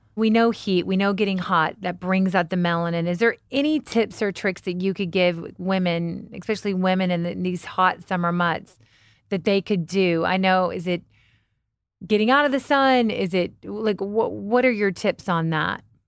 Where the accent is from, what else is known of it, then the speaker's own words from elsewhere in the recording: Kentucky, United States; I'm from Kentucky